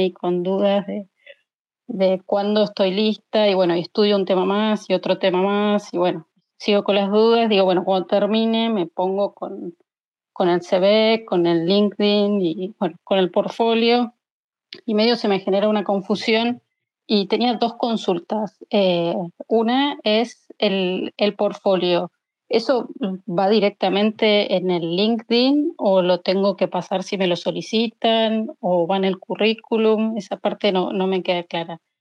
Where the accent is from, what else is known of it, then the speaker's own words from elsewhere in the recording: Argentina; yo soy de Argentina